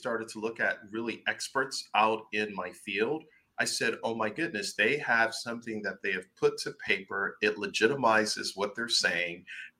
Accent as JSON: {"language": "English", "town": "Buffalo", "region": "New York", "country": "United States", "moved": "yes", "lives_now": "Orlando, United States", "said": "But I'm from Buffalo, New York."}